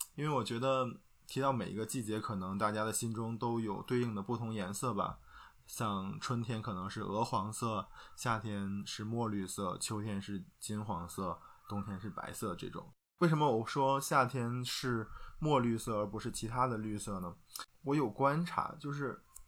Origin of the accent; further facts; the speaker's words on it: Northeast China, China; now in Xi'an, China; 虽然我们家在遥远的东北，但是呢，我们是一个美丽的海滨城市